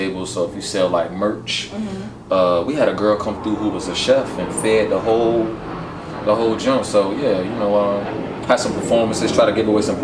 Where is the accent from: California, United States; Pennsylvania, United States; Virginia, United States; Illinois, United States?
Virginia, United States; Norfolk; I'm from Norfolk City, born and raised